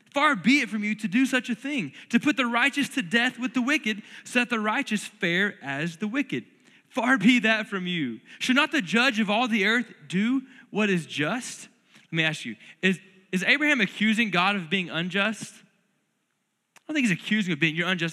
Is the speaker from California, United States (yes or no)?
no; North Florida, United States; now in Lubbock, United States; I grew up in North Florida where it's crazy humid all the time